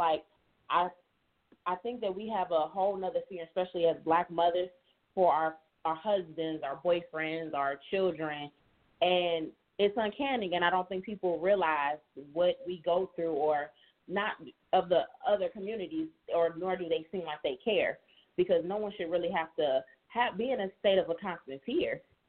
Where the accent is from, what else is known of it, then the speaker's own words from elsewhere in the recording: Cleveland, Ohio, United States; Right now I'm in Nashville, Tennessee, but I'm from Cleveland, Ohio.